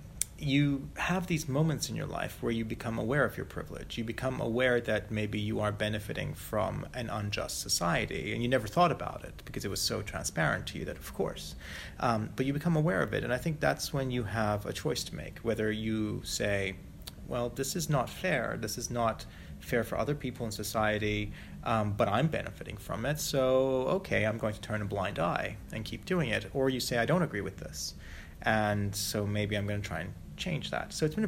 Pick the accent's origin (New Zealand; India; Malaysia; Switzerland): Malaysia; I grew up as a third culture kid. Little white kid growing up in Malaysia, hugely spoiled, very privileged, complete brat.